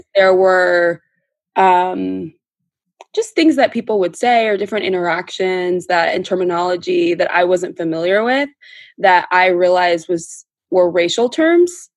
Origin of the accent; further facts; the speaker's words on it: Orange County, California, United States; we're from Orange County. We grew up in a predominantly white environment